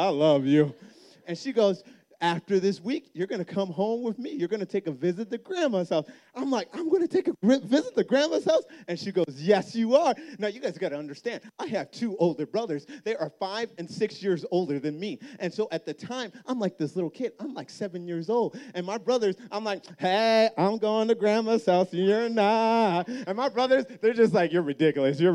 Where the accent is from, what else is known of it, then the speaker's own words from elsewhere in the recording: Minnesota, United States; I grew up in Minnesota